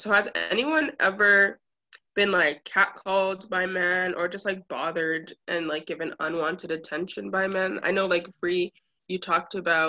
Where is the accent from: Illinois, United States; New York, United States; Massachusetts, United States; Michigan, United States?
Massachusetts, United States; Brockton; I grew up like in Brockton